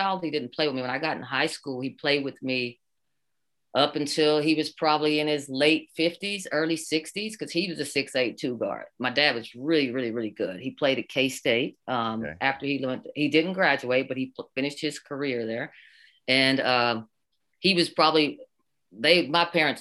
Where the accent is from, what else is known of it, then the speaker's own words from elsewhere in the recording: Oklahoma, United States; I'm born and raised in Oklahoma